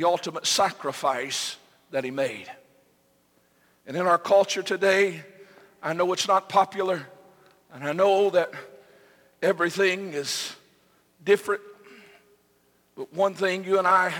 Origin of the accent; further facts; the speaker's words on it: United States; we as Americans